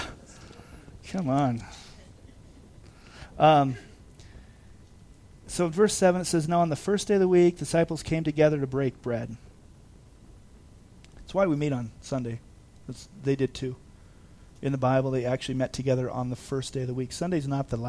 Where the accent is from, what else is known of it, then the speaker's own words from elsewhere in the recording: Big Bear Lake, California, United States; I've been here since 1977, so this is my hometown